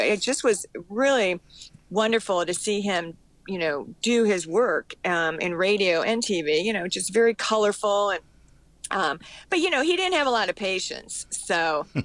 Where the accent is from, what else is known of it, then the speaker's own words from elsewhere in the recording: Cleveland, Ohio, United States; moved away; also born or lived in Florida; I'm from Cleveland, Ohio.